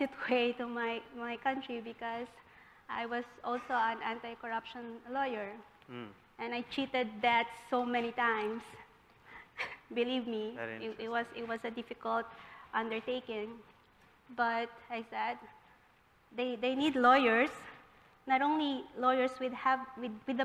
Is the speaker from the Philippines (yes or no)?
yes; Philippines; moved away as an adult; I am from the Philippines